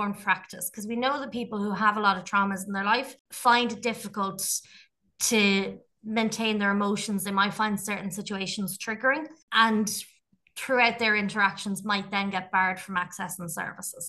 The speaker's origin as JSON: {"language": "English", "town": "Dublin", "region": "Leinster", "country": "Ireland", "tie": "born or raised there", "said": "I grew up in Tala, and I would have seen a lot of injustice in the area"}